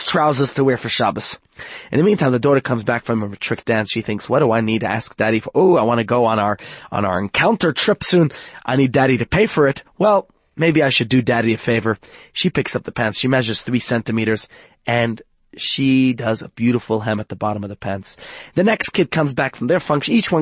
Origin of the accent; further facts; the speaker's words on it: New York, United States; moved away; I come from New York